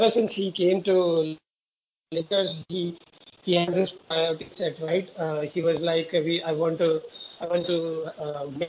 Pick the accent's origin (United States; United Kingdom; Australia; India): India; Jaipur, Rajasthan; moved away as an adult; now in Pune, India; I'm born and brought up in Jaipur only.